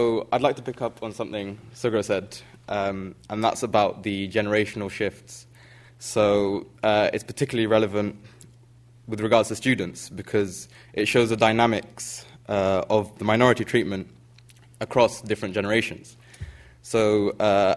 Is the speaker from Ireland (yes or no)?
no; United Kingdom; sort of living and growing up in Britain